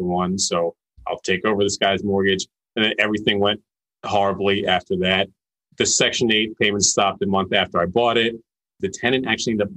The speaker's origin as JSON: {"language": "English", "town": "Philadelphia", "region": "Pennsylvania", "country": "United States", "tie": "born or raised there", "said": "I'm from Philly and that's where I'm at. And pretty much grew up in the suburbs here"}